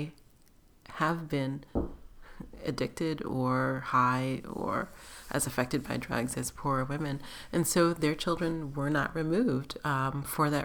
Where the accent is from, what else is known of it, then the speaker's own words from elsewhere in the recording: East Coast, United States; moved away as an adult; also born or lived in Cleveland, Ohio; now in West Coast, United States; I'm from the East Coast, and I lived there the majority of the time